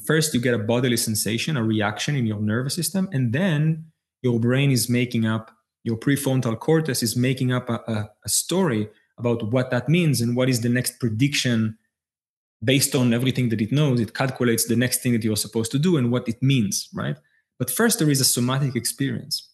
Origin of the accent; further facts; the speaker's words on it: Israel; I was born in Israel.